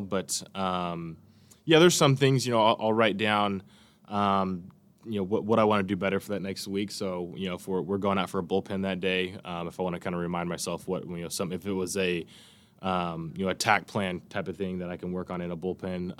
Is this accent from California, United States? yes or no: yes; Bakersfield, California, United States; growing up in Bakersfield, there's farms around you everywhere